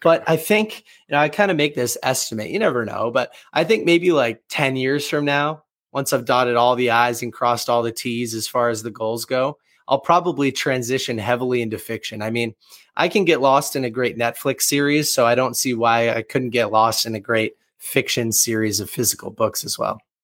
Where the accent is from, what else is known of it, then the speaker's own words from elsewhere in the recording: Boston, Massachusetts, United States; born and raised in the Boston, Massachusetts area